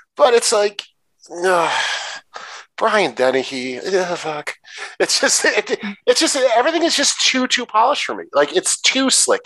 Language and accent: English; Detroit, Michigan, United States; I'm from Detroit, in that area